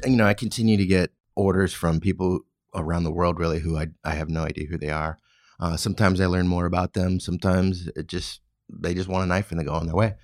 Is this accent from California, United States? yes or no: yes; California, United States; I grew up in California